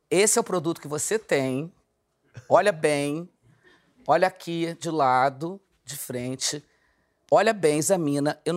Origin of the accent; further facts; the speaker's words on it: Brazil; Mas eu sou, eu sou brasileira gostosa, moro.